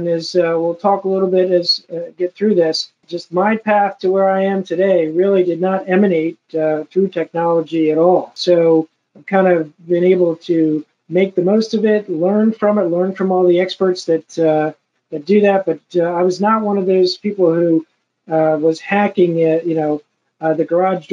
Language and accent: English; Medford, New Jersey, United States; also born or lived in Absecon, New Jersey; now in South Jersey, a small town called Absecon, which borders Atlantic City. And is when the casinos were coming in, and my father said, yeah, we're going to go to a different place. We moved to Medford, New Jersey